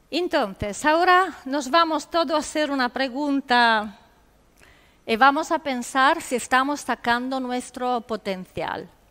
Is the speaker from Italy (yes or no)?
yes; Italy; Spanish is a second language; moved away; En Italia decimos